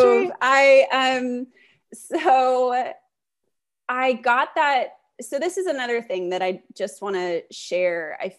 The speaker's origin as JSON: {"language": "English", "region": "California", "country": "United States", "said": "cause I'm from Northern California. Perfect. So I was like, I can move home"}